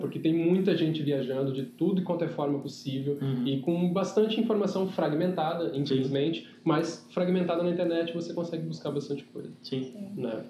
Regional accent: São José do Rio Preto, São Paulo, Brazil; born or raised there; also born or lived in Penápolis

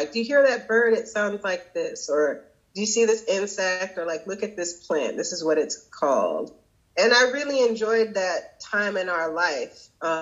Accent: Florida, United States; now in North Carolina, United States; where I grew up in Florida

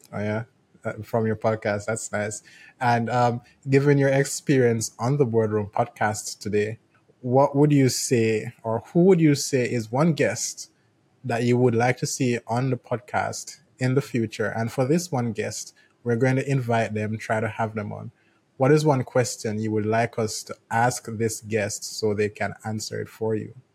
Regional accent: Jamaica; I'm from Jamaica

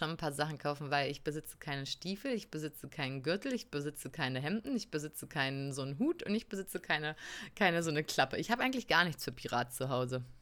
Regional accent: North or East Germany, Germany; wir sind halt, wir kommen halt aus dem Norden oder Osten, wo, wo man das nicht mehr groß feiert. Sind nicht katholisch.

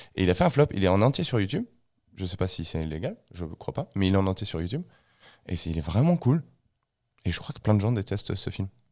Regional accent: France; je suis français

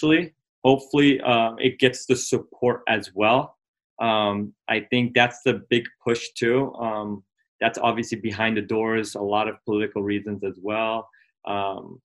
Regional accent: Iran; my ethnicity is Persian. So I'm from Iran

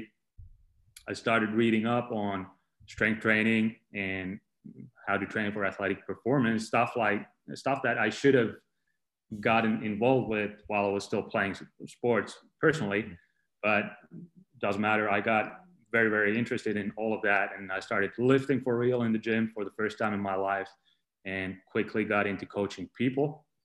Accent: Finland; moved away; I was born in Finland. I grew up in Finland. I'm Finnish 100%.

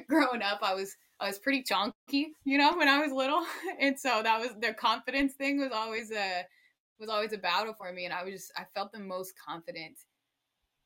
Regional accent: Austin, Texas, United States; moved away; also born or lived in Arizona; I'm from Austin, Texas originally.

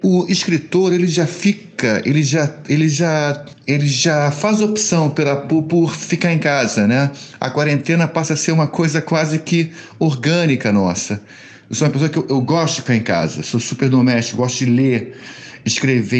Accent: Rio de Janeiro, Brazil; Eu sou carioca, a gente que mora aqui no Rio de Janeiro

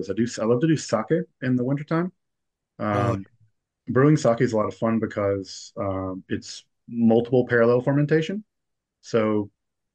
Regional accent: the South, United States; now in Midwest, United States; as a Southerner living in the Midwest

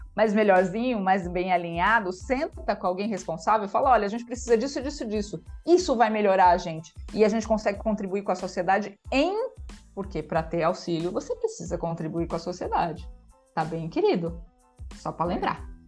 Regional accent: Brazil; a gente é brasileiro também

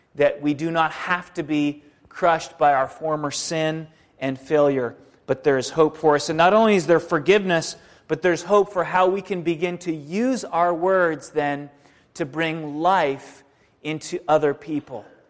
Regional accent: San Diego, California, United States; moved away; I'm from San Diego originally

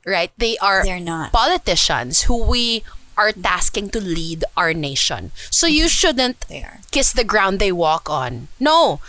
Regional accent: Philippines; I love my country. I love being Filipino. But we have to admit that it sucks to live here.

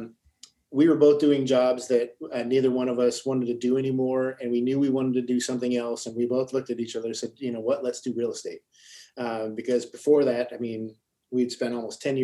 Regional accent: Ohio, United States; also born or lived in Michigan / Phoenix, Arizona; now in Bellbrook, United States; I was born in Ohio. I lived in Michigan. I went to Michigan State. This is my backyard.

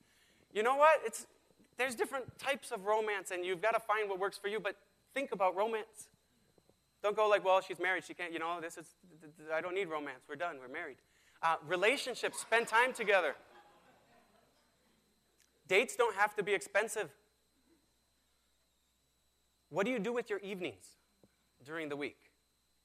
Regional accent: Mexico; moved away; I was raised in Mexico

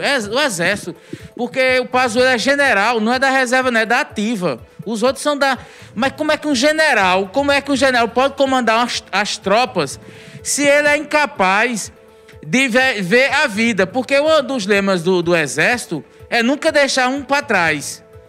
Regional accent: Northeast Region, Brazil; somos nordestinos

